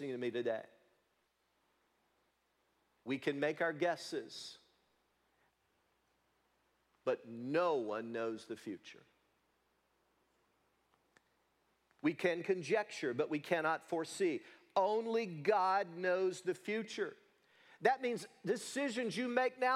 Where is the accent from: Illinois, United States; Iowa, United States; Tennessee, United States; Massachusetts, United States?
Tennessee, United States; Leoma; moved away; little boy growing up in Leoma, Tennessee